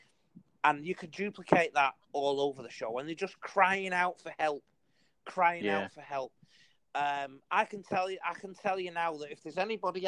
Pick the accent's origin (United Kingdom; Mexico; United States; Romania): United Kingdom; England; also born or lived in Salford; now in Australia; I'm an Englishman